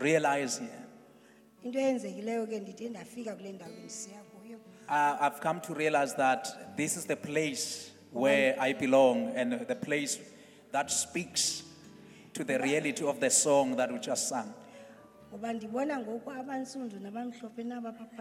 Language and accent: English; South Africa; as a South African